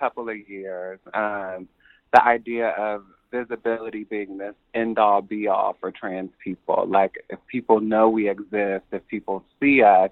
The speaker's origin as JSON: {"language": "English", "town": "Columbus", "region": "Ohio", "country": "United States", "tie": "born or raised there", "said": "I grew up in Columbus, Ohio"}